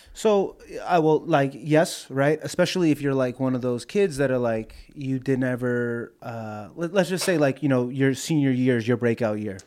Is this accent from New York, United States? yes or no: yes; New York, United States; I'm from New York